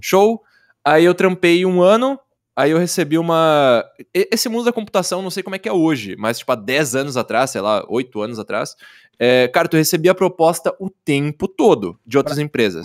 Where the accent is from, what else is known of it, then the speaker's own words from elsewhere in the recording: Caxias do Sul, Rio Grande do Sul, Brazil; Eu sou de Caxias do Sul, Rio Grande do Sul, cara. Eu sou sulista